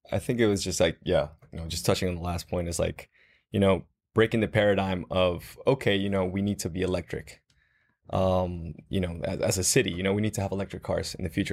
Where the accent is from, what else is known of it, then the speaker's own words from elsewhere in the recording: Guatemala; moved away as an adult; also born or lived in Dallas, United States; I was born and raised in Guatemala